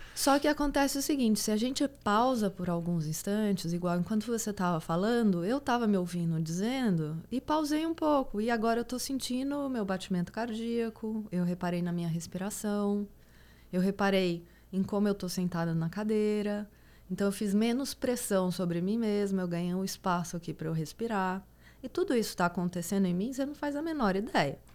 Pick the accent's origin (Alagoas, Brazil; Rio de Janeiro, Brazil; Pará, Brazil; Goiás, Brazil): Goiás, Brazil; Eu sou do Goiás e, e, do Goiás mesmo, assim. Então, todo fim de semana eu tava em sítio